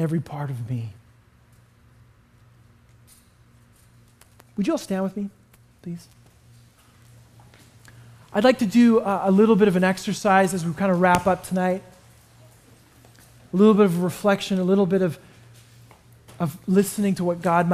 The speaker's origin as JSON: {"language": "English", "country": "Canada", "tie": "born or raised there", "moved": "yes", "said": "I grew up in Canada"}